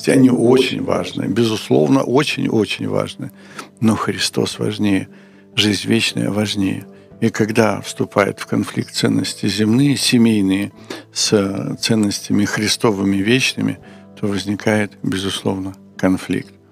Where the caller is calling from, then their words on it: Kharkiv, Kharkiv Oblast, Ukraine; Здравствуйте, я я из Харькова.